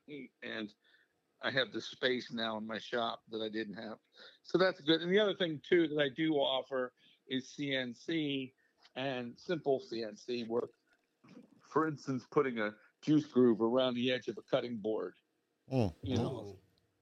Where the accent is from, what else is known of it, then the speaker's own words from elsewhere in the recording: outside of Philadelphia, Pennsylvania, United States; now in Vero Beach, United States; I'm originally from outside of Philly